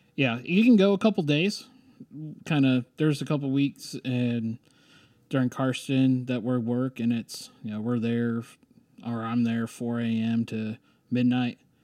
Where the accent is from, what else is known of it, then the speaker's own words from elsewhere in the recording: Ohio, United States; moved away as an adult; also born or lived in San Francisco; now in Stillwater, United States; growing up in Ohio, being on the high school golf team